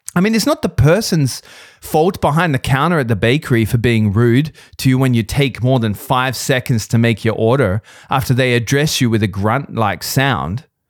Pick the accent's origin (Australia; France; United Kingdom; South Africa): Australia; now in Vienna, Austria; I'm not Austrian. I'm an Australian